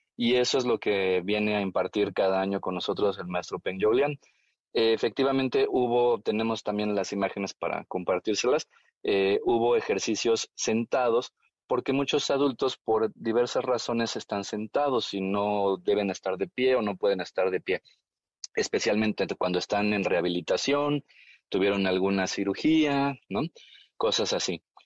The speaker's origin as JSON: {"language": "Spanish", "country": "Mexico", "said": "Yo hago la broma de que soy mexicano, pero soy made in China"}